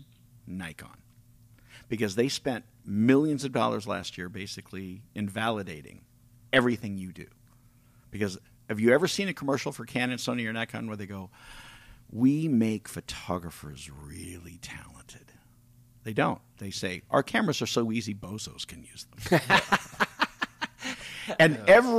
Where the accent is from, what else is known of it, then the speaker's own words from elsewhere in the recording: California, United States; moved away; I'm from California originally